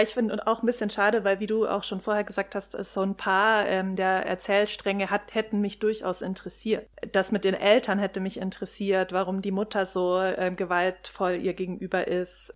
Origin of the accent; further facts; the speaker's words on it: Germany; wir sind so als Deutsche